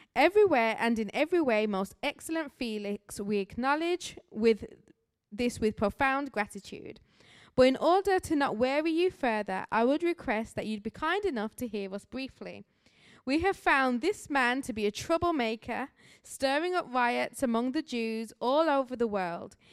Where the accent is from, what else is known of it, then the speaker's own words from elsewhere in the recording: Birmingham, West Midlands, United Kingdom; moved away as an adult; now in Grand Rapids, United States; I do have an accent, as I'm a missionary here from Birmingham, England